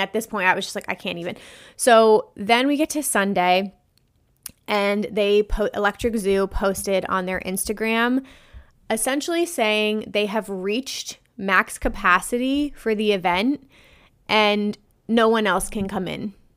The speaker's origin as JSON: {"language": "English", "region": "New Jersey", "country": "United States", "said": "I'm from New Jersey. So, we don't have a lot of big electronic dance music events here."}